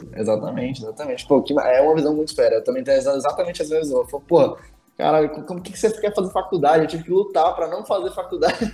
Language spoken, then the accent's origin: Portuguese; Brasília, Federal District, Brazil; eu sou de Brasília